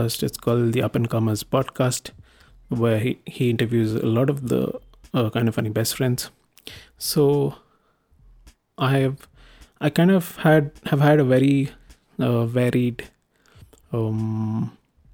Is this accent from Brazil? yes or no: no; India; I am an Indian